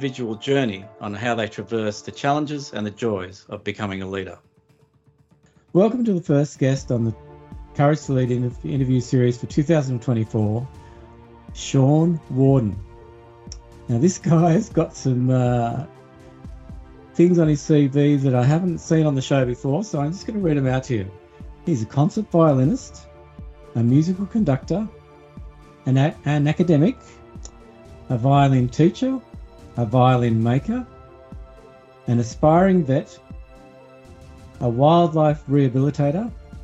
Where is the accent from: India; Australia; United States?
Australia; born or raised there